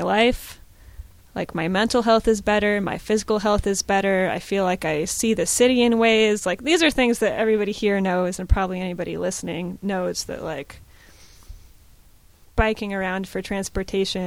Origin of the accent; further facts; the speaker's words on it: Seattle, Washington, United States; now in Portland, United States; I grew up in Seattle, and I was transit dependent